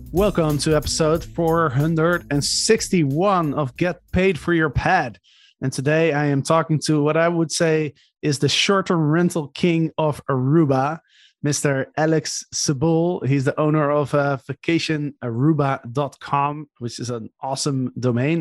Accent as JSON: {"language": "English", "country": "Netherlands", "said": "I'm from the Netherlands"}